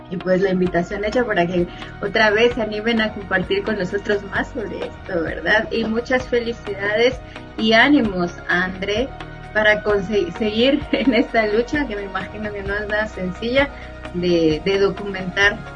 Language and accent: Spanish; Ocós, San Marcos, Guatemala; De parte de Ocosa, Ahí, saludos también, gente hermosa, familia.